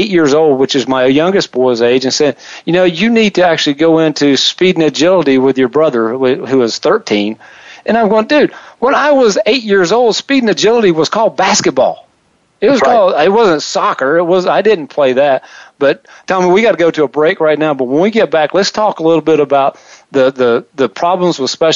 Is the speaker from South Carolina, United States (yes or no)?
yes; South Carolina, United States; where I grew up in South Carolina